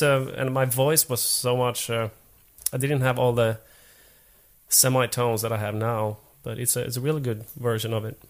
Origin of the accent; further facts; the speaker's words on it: Finland; first language Swedish; English is a second language; moved away as an adult; now in Sweden; i was born in Finland, but I'm a Swedish-speaking Finn. So, right. but I've been I've been in Sweden for 20 years now.